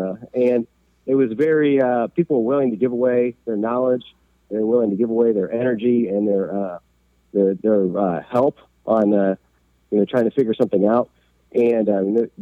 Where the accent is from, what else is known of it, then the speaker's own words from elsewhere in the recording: Cincinnati, Ohio, United States; my entire family is from here, going back to the 1850s